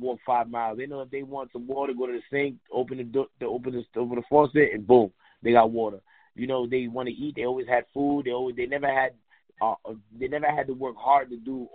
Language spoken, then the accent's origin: English; Haiti; now in United States; I'm from Haiti and we don't have the bathroom in the house